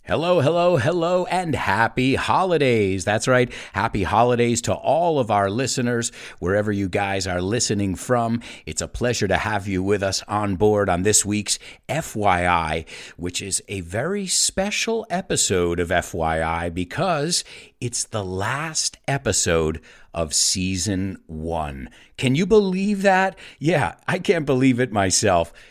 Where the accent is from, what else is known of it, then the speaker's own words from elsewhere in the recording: New York, United States; moved away; I grew up in the United States. I grew up in New York, a multicultural city.